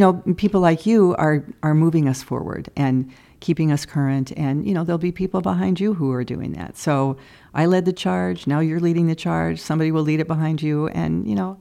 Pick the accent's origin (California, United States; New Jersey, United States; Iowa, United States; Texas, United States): Iowa, United States; Cedar Rapids; moved away as an adult; now in Chicago, United States; KCRG TV in my hometown of Cedar Rapids, Iowa